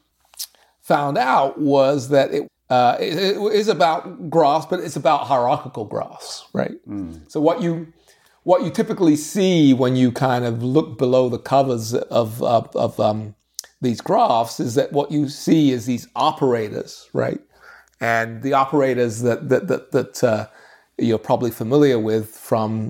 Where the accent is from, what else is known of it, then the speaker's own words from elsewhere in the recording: London, United Kingdom; now in United States; I grew up in London